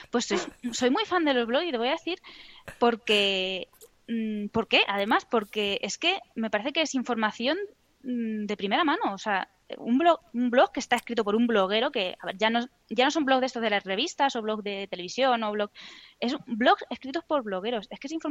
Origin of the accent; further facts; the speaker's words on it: Almagro, Castilla-La Mancha, Spain; now in Madrid, Spain; Yo soy de Almagro.